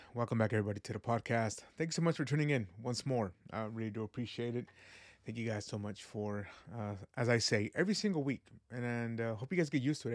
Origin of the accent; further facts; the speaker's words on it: Fresno, California, United States; also born or lived in Guadalajara, Jalisco, Mexico; I came over here to Fresno when I was three years old. Been here my whole life